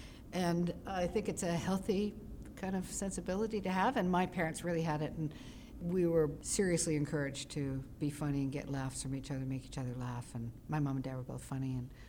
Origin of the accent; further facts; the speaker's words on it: Toronto, Ontario, Canada; moved away; I'm Toronto.